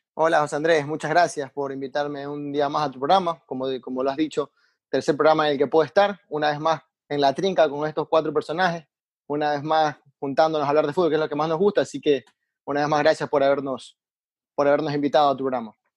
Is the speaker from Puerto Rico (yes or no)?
no; Ecuador; como ecuatoriano